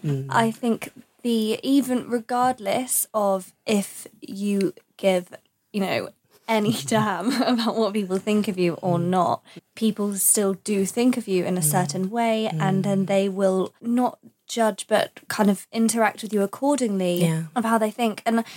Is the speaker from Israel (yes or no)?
no; East of England, United Kingdom; I'm contradicting myself because I'm not telling people I'm from Essex because I don't want them to think of me as like an Essex girl.